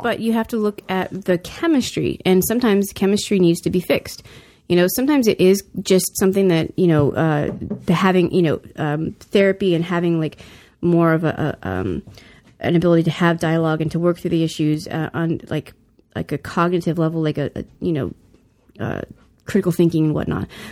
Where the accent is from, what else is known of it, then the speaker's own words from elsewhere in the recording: the South, United States; now in California, United States; I grew up in the South